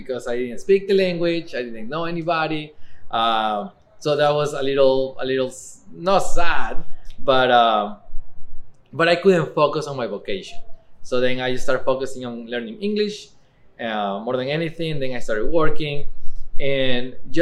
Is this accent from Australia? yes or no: no; Ecuador; English is a second language; now in Eugene, United States; I am originally from Ecuador, but I'm living in Eugene for more than 15 years.